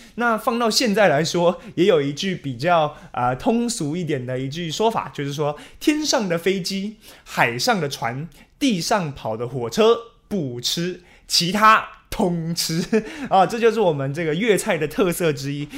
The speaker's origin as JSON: {"language": "Chinese", "country": "Taiwan", "said": "我们台湾人"}